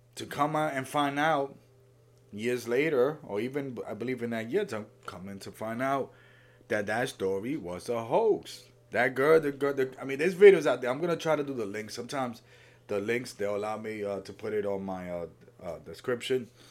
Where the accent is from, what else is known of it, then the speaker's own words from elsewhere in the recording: Puerto Rico; I'm from Puerto Rico.